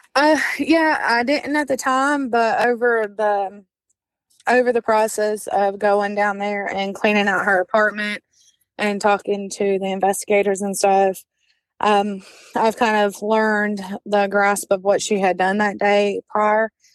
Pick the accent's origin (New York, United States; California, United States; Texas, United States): Texas, United States; Brownwood; also born or lived in Fort Worth, Texas / Jacksboro, Texas / Graham, Texas / Abilene, Texas; we grew up majority of our life in Brownwood, Texas